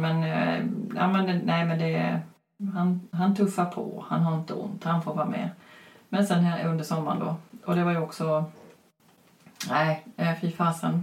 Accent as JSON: {"language": "Swedish", "town": "Växjö", "region": "Kronoberg County", "country": "Sweden", "said": "från Växjö."}